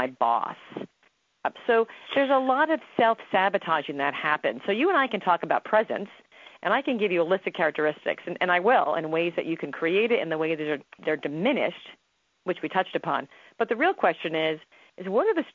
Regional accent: New Jersey, United States; I'm from New Jersey. I'm Italian

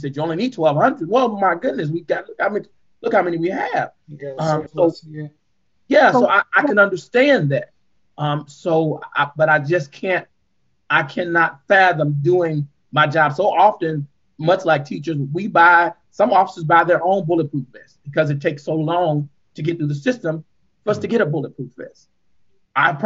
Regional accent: St. Louis, Missouri, United States; I was born and raised in St. Louis. I've been here all my life

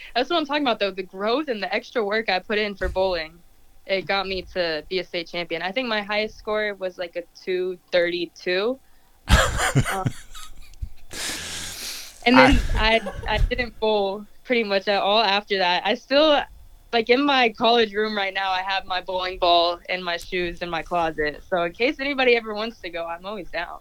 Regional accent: Pinehurst, North Carolina, United States; I grew up in Pinehurst, and soccer was pretty small there

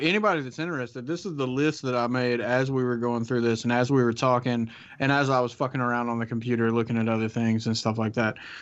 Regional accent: the South, United States; accent: Southern; I'm from the South. And out of the three of us on the podcast, I think I've got the thickest Southern accent

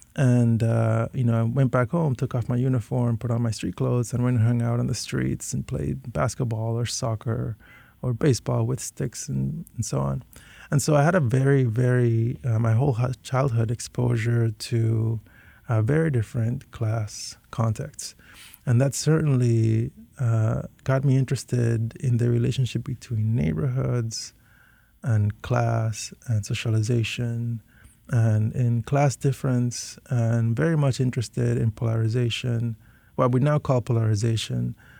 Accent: Panama City, Panama; moved away as an adult; also born or lived in Northfield, Minnesota; I was born and raised entirely in Panama from Panamanian parents

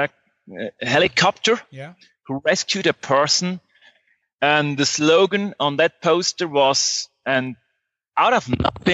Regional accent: Switzerland; moved away as an adult; now in Guatemala; I grew up in Switzerland and studied there computer science

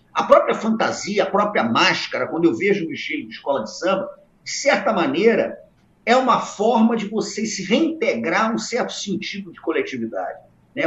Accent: Brazil; eu cresci num Brasil extraordinário

